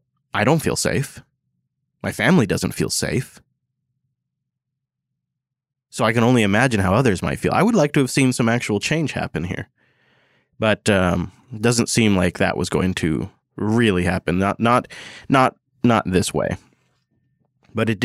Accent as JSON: {"language": "English", "town": "Seattle", "region": "Washington", "country": "United States", "tie": "born or raised there", "said": "my hometown of Seattle"}